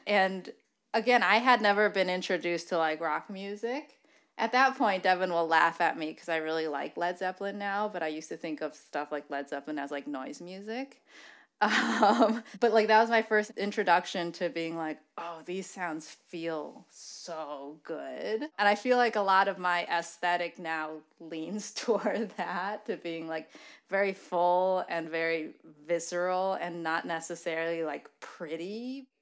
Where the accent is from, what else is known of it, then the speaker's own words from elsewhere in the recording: Michigan, United States; we're both from Michigan